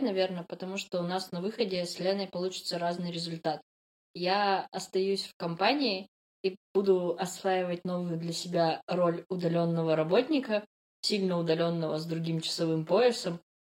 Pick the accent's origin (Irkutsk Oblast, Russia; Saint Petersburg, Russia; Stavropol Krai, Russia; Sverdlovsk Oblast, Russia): Sverdlovsk Oblast, Russia; Yekaterinburg; Я из Екатеринбурга